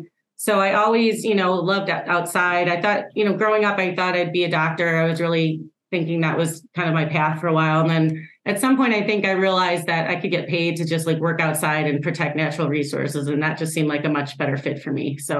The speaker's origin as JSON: {"language": "English", "town": "Chicago", "region": "Illinois", "country": "United States", "tie": "born or raised there", "moved": "yes", "lives_now": "Milwaukee, United States", "said": "I think I grew up in the Chicago area."}